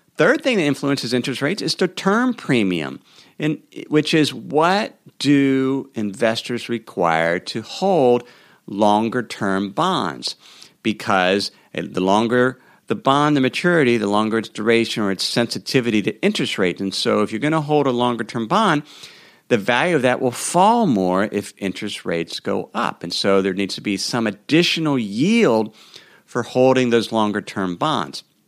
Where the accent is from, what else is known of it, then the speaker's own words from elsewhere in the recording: Cincinnati, Ohio, United States; moved away; my hometown of Cincinnati, Ohio